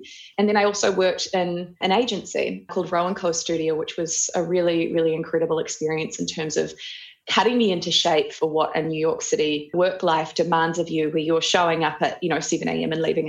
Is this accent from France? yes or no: no; Auckland, New Zealand; also born or lived in Ohakune; I grew up in New Zealand. I was raised in Oakuni and then Auckland.